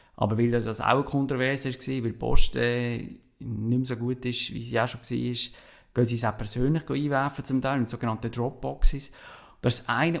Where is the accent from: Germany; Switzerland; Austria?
Switzerland; also born or lived in Basel-Stadt; als Schweizer